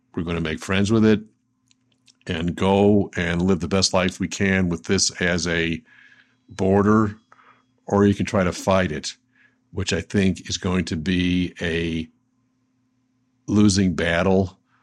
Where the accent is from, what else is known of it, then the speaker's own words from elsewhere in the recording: Buffalo, New York, United States; I was seven years old in second grade, and growing up in Buffalo, New York